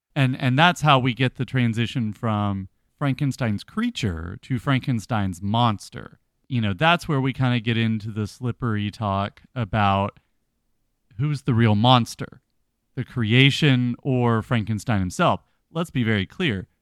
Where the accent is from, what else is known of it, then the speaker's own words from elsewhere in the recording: the South, United States; being a Southerner